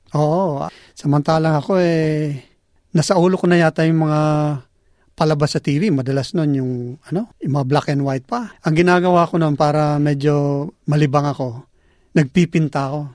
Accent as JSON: {"language": "Tagalog", "region": "Bicol Region", "country": "Philippines", "tie": "born or raised there", "moved": "as an adult", "lives_now": "Australia", "said": "tubong Bicol."}